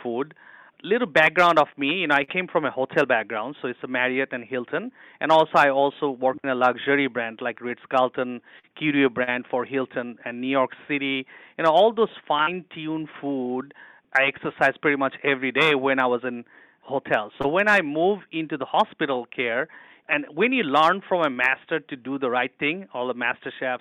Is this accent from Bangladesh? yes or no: yes; Dhaka, Dhaka Division, Bangladesh; moved away; I'm born and raised in Bangladesh. It's a poor country, but I was in a city boy. I was in the capital city in Dhaka.